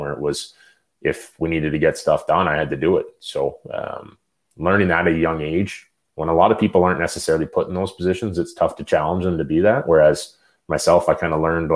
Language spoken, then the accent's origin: English; the Ottawa Valley, Ontario, Canada; I grew up in the Valley, but I won minor hockey championships in that arena